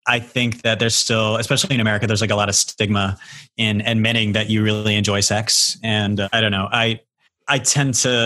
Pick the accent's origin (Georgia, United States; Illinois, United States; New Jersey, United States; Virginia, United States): Georgia, United States; Augusta; also born or lived in Miami, Florida / Los Angeles, California; now in New York, United States; I'm from Augusta, Georgia.